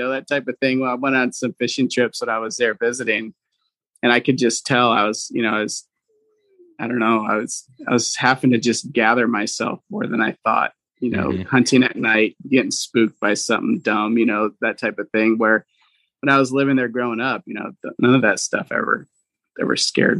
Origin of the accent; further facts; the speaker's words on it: Venezuela; English is a second language; So even though I grew up in South America, you know, Venezuelans speak Spanish, but because we were so secluded, I never grew up speaking Spanish. We only spoke the tribal language.